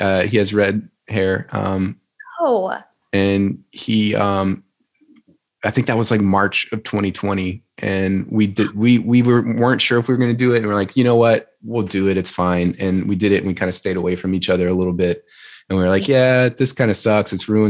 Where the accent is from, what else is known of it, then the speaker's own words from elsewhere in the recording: Tioga, Louisiana, United States; accent: Southern; I'm from Tioga, Louisiana. And I think I beat the accent out of myself because it was kind of annoying to me.